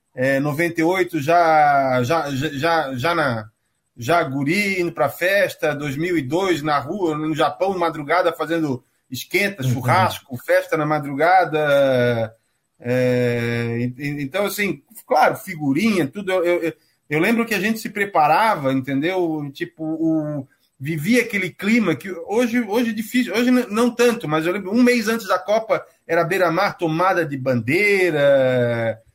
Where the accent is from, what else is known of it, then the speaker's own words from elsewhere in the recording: Florianópolis, Santa Catarina, Brazil; accent: manezinho; also born or lived in Curitiba; moro em Florianópolis desde antes de eu nascer, estou aqui até hoje